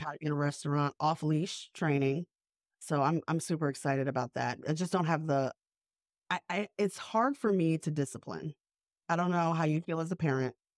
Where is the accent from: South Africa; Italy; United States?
United States; the South; also born or lived in New York; now in Savannah, United States; I grew up mostly in the South